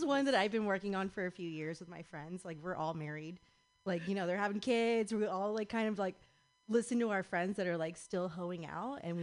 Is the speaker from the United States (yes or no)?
yes; Mendocino, California, United States; moved away as an adult; now in San Francisco, United States; I grew up in Mendocino, and so I come down here a lot.